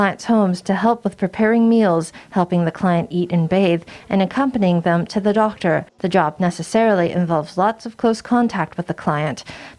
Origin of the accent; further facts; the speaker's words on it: Taipei, Taiwan; I'm from Taipei. Later on, I'm going abroad, so I'm here to get my third shot.